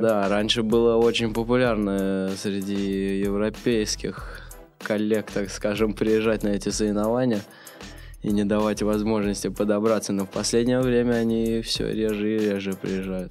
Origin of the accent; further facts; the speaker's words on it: Russia; Я родился в России